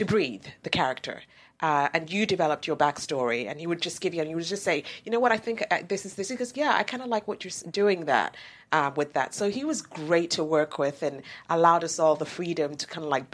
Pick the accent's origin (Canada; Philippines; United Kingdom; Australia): United Kingdom; also born or lived in Nigeria; now in United States; I'm actually Nigerian born, British grown, and American.